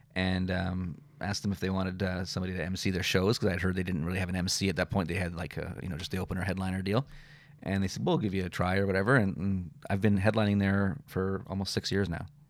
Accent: Victoria, British Columbia, Canada; also born or lived in Vancouver, Canada / Kelowna, Canada; Victoria is my hometown, born and raised here

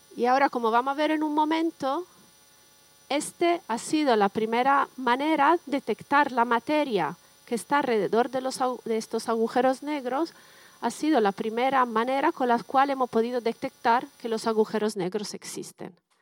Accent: Bologna, Emilia-Romagna, Italy; accent: Italian; Spanish is a second language; moved away as an adult; also born or lived in Canada / Germany / Switzerland / United States; now in San Sebastián, Spain; he estudiado en Bolonia, que es mi ciudad natal

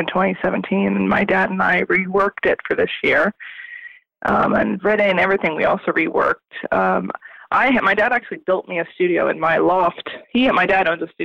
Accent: South New Jersey, United States; I am from South New Jersey, right outside of Philadelphia

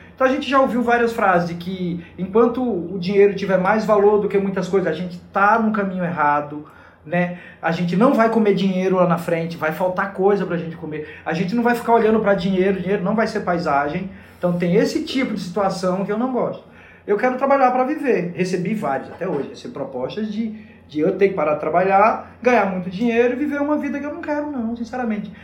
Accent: Garanhuns, Pernambuco, Brazil; now in Fernando de Noronha, Brazil; eu, jovem adolescente, onde eu morava lá em Garanhuns

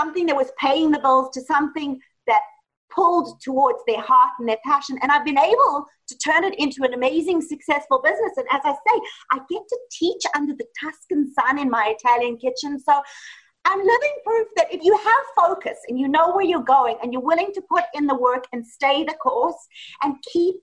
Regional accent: Johannesburg, Gauteng, South Africa; moved away as an adult; also born or lived in Italy; now in Los Angeles, United States; So actually I was raised in South Africa, Johannesburg, South Africa, and I lived there until I was 24.

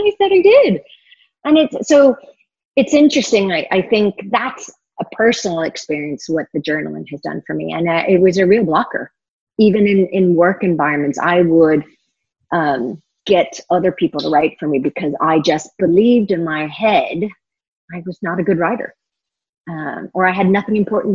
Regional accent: California, United States; moved away; California, which is my home state

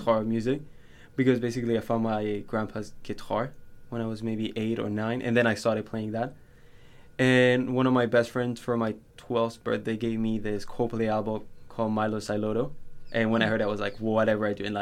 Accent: Panama; moved away as an adult; also born or lived in Colombia; now in London, United Kingdom; I was born in Colombia and came to Panama when I was very young

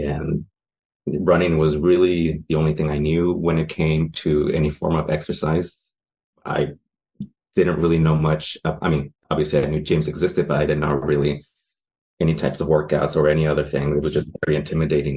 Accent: San Francisco, California, United States; I am from San Francisco, California, over in the foggy uh, Presidio

